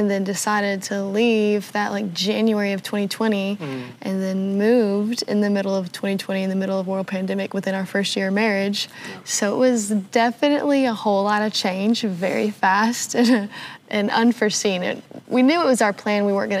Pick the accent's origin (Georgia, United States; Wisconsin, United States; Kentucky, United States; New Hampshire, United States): Georgia, United States; moved away as an adult; now in Tennessee, United States; Yeah, I was born and raised in Georgia. Lived there my whole life. I've lived in different parts of Georgia